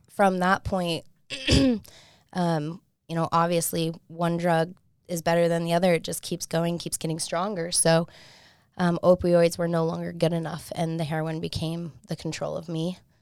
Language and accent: English; Salt Lake City, Utah, United States; I'm from Salt Lake